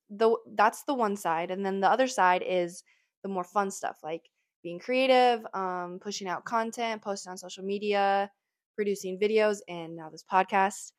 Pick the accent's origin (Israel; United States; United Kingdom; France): United States; Midwest; growing up in the Midwest